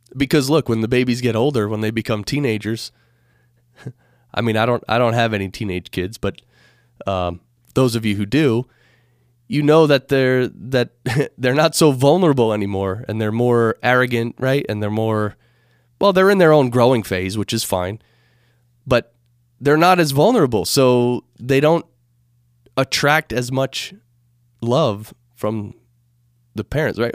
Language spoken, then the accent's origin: English; United States; being an American